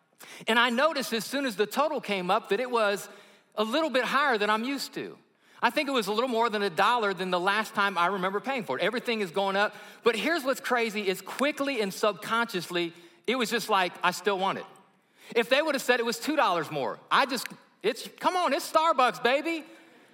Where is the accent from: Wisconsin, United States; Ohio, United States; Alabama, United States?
Alabama, United States; I'm from Alabama